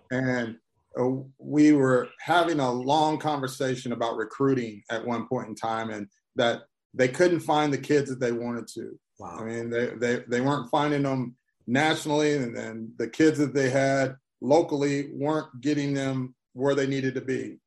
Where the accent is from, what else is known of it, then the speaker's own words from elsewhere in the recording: Columbia, Missouri, United States; I'm originally from Columbia, Missouri.